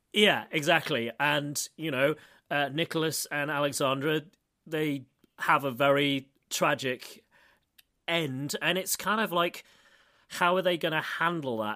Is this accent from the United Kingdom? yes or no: yes; United Kingdom; now in Moscow, Russia; I'm British